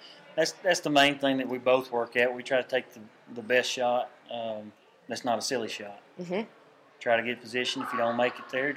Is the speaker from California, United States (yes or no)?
no; Carthage, Texas, United States; And I'm from Carthage, Texas.